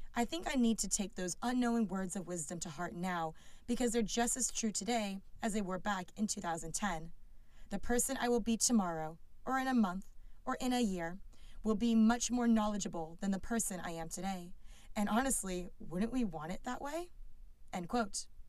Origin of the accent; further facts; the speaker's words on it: California, United States; as a Californian